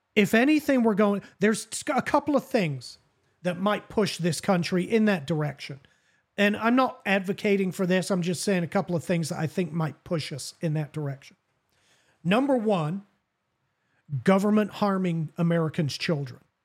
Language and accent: English; England, United Kingdom; also born or lived in Southern United States; now in United States; growing up in England